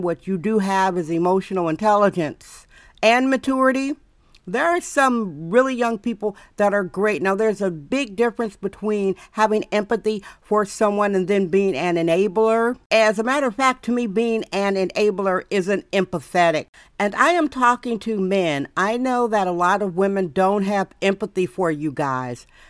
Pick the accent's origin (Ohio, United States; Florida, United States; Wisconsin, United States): Wisconsin, United States; now in San Francisco, United States; where I was raised in Wisconsin